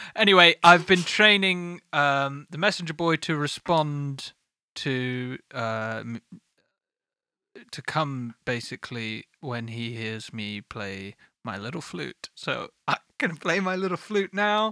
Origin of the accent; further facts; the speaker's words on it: United Kingdom; I am British